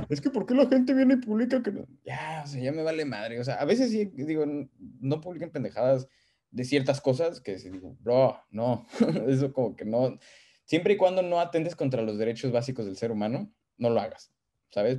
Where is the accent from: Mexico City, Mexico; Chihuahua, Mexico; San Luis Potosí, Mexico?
San Luis Potosí, Mexico; moved away as an adult; yo como mexicano de San Luis Potosí